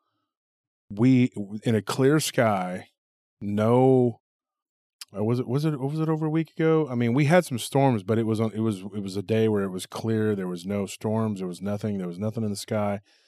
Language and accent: English; Texas, United States; I'm from Texas